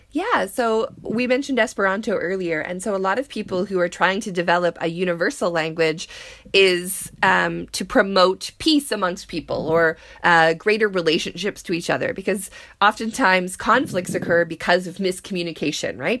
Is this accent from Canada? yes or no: yes; Canada; being Canadian, we all learned French